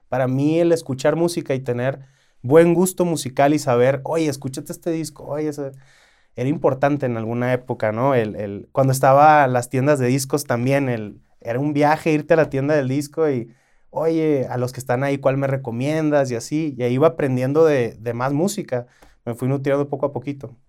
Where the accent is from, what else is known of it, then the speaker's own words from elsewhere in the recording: Culiacán, Sinaloa, Mexico; yo como soy de Culiacán